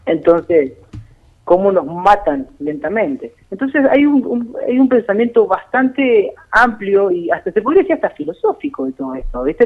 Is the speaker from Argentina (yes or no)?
yes; Argentina; also born or lived in La Pampa; Nosotros, como pueblo, como Argentina